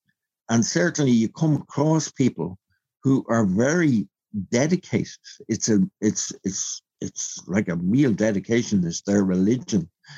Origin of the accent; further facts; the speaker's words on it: Belfast, Northern Ireland, United Kingdom; born there; even though I was born on the Falls Road.